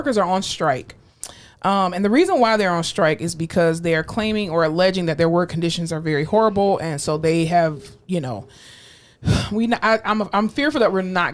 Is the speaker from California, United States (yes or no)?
no; Florida, United States; now in Texas, United States; I'm from Florida